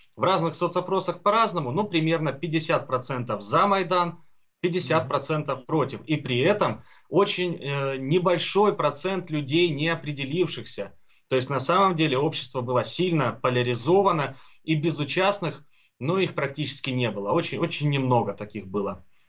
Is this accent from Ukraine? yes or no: yes; Donbas, Ukraine; also born or lived in Kharkiv; родился, вырос и живу здесь, у себя на родине, в Донбассе